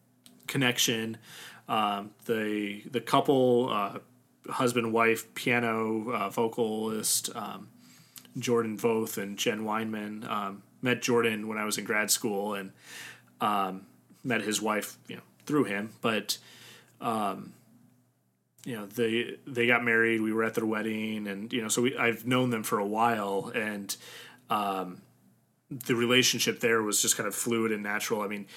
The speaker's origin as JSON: {"language": "English", "country": "Germany", "tie": "born there", "said": "it wasn't until college that I started learning German, even though I was born in Germany."}